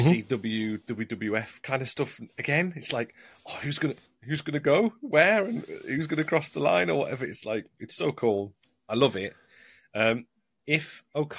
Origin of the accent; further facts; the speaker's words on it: Sunderland, North East England, United Kingdom; I'm a Sunderland fan. I'm a Macko.